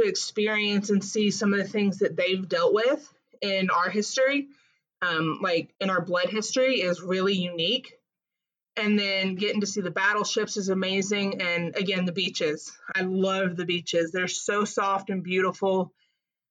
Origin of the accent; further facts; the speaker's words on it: just outside of Nashville, Tennessee, United States; moved away as an adult; We're originally from just outside of Nashville, Tennessee